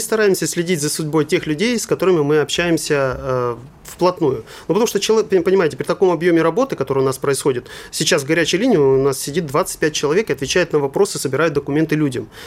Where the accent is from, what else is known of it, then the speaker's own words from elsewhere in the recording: Russia; moved away; also born or lived in Germany; я русский немец